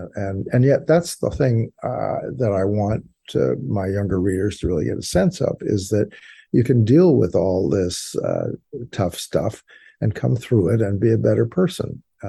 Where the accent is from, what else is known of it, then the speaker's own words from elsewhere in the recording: New York, United States; moved away as an adult; now in St. Louis, United States; I'm from New York, and when I came out here to St. Louis, I came in 1982 to St. Louis Country Day School